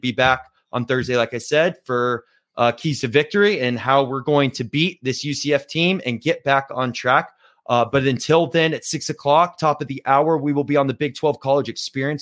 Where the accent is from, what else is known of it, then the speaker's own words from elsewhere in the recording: Virginia, United States; Ryan and I grew up in Virginia